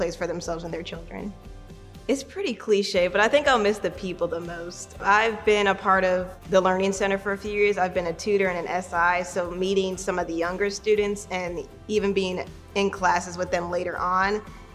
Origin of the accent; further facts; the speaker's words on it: Kansas City, Missouri, United States; I am from Kansas City, Missouri, hometown hero